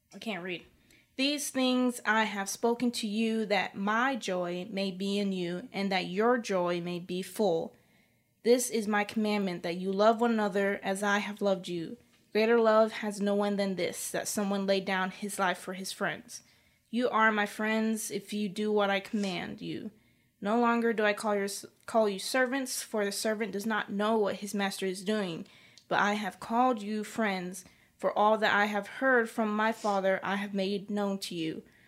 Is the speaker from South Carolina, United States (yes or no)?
yes; South Carolina, United States; my home state